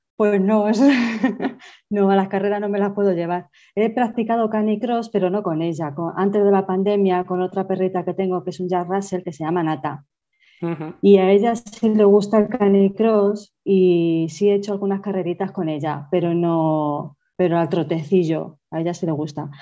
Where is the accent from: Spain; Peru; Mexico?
Spain; Toledo, Castilla-La Mancha; soy de Toledo